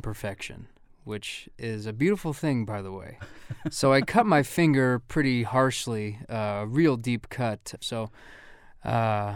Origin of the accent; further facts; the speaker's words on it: Los Angeles, California, United States; moved away as an adult; now in Boston, United States; I grew up in Los Angeles, moved to Boston